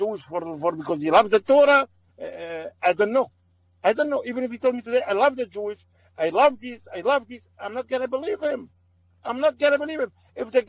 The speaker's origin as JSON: {"language": "English", "town": "Aleppo", "region": "Aleppo Governorate", "country": "Syria", "tie": "born or raised there", "second_language": "English", "moved": "as an adult", "lives_now": "United States", "said": "I'm from Aleppo."}